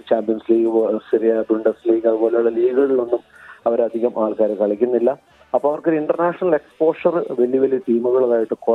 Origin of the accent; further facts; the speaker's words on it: Kerala, India; moved away as an adult; now in Gold Coast, Australia; നമ്മൾ കേരളത്തിൽ ജനിച്ചു വളർന്നു നമ്മളവിടെ ഫുട്ബോൾ കളിച്ചു വളർന്നു